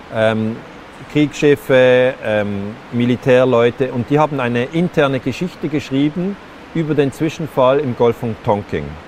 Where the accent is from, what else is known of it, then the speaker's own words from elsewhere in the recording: Switzerland; bei uns in der Schweiz, auch ein christliches Land